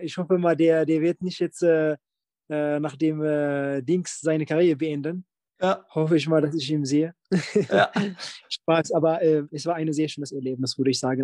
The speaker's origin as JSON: {"language": "German", "town": "Bielefeld", "region": "North Rhine-Westphalia", "country": "Germany", "said": "bei uns in Bielefeld"}